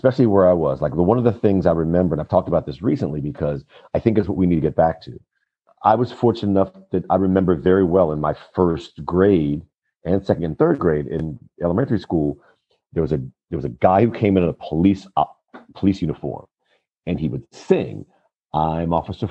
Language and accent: English; Washington, District of Columbia, United States; Grew up in Washington, D.C.